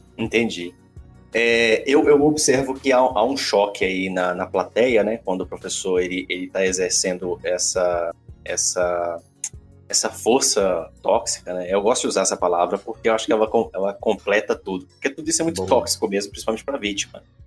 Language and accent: Portuguese; Caratinga, Minas Gerais, Brazil; de Minas Gerais, de Caratinga, minha, minha terra